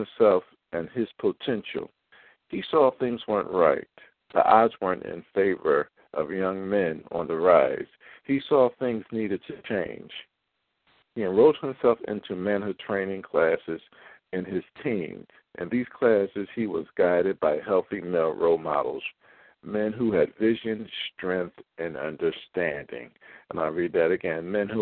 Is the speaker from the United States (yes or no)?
yes; Philadelphia, Pennsylvania, United States; I'm from Philadelphia